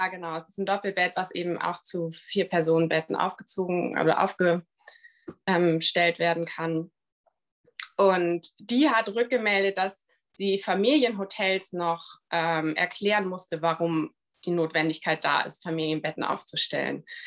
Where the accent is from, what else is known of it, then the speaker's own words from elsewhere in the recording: Bremen, Germany; moved away; ich komme ursprünglich aus Bremen.